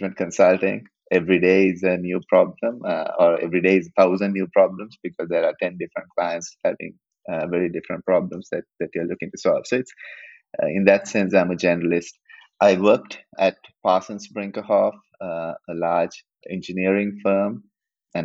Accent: Colombo, Western Province, Sri Lanka; I was born in Sri Lanka, in Colombo, went to high school, lived through

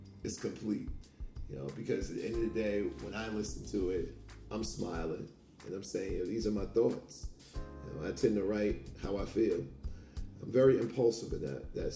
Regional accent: Hempstead, New York, United States; also born or lived in Maryland; now in Philadelphia area, United States; I'm from Hempstead, New York

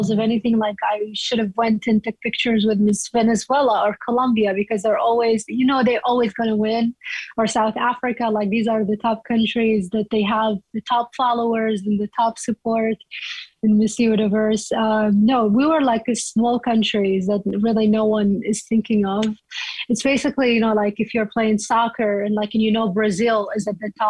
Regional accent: Iraq; moved away as an adult; now in United States; I was born and raised in Iraq, but I I've been living in the US since 2009 and I'm American citizen.

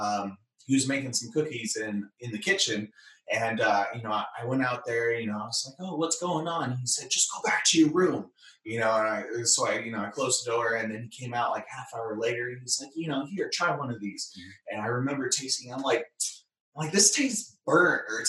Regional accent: Bay Area, California, United States; I was born and raised in the Bay Area, California.

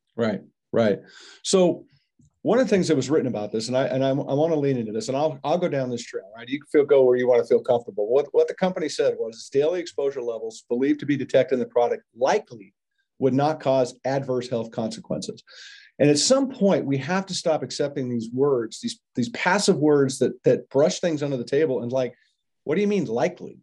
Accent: United States

